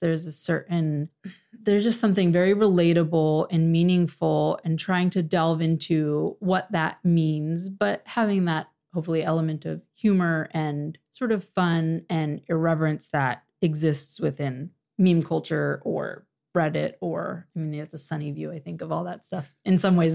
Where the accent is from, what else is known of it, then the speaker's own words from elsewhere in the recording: Orange County, Virginia, United States; moved away as an adult; now in Washington, D.C., United States; I'm originally from Orange County, Virginia.